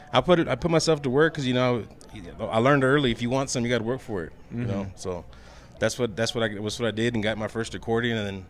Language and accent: English; Fort Worth, Texas, United States; Yes, I grew up in Diamond Hill, right in north side Fort Worth.